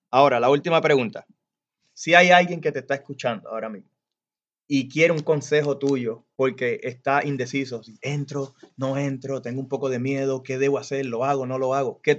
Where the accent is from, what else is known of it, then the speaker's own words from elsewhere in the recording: Puerto Rico; Aquí soy yo boricua.